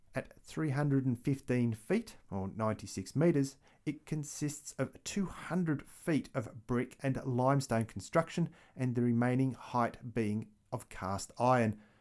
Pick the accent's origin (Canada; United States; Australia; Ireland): Australia; as an Australian